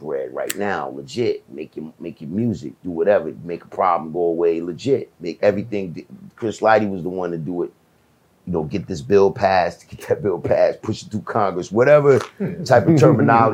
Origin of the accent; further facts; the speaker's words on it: Jamaica; I'm from Jamaica